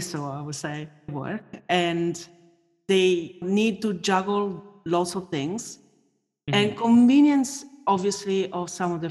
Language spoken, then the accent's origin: English; Italy; I grew up in Italy